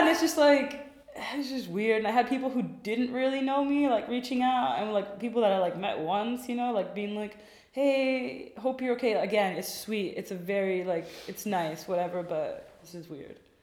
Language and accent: English; Washington, District of Columbia, United States; now in Berlin, Germany; i am also american by birth i and grew up in dc